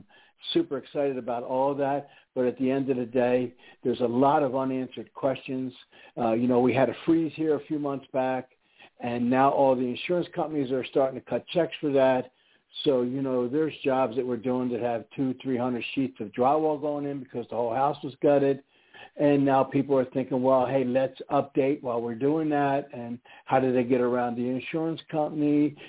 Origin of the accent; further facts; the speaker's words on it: East Coast, United States; now in Houston, United States; I don't know. I'm from the East Coast.